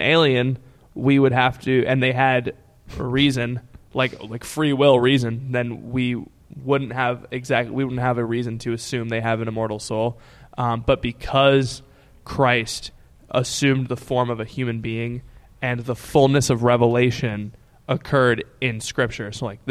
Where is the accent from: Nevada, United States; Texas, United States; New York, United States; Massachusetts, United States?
Texas, United States; Austin; hi, guys. … I'm from Austin, Texas